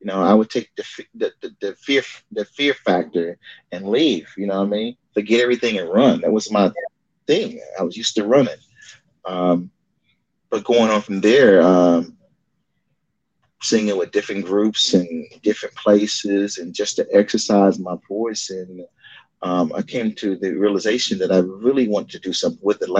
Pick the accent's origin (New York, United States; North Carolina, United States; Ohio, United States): North Carolina, United States; New Bern; moved away; ended up getting with a group called The Chosen Few out of my hometown, New Bern, North Carolina